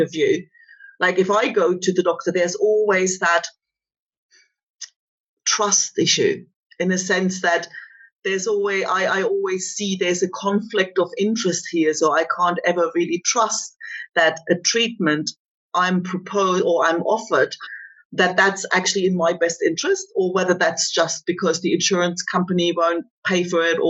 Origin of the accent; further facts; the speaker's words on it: East Germany, Germany; moved away; I grew up in East Germany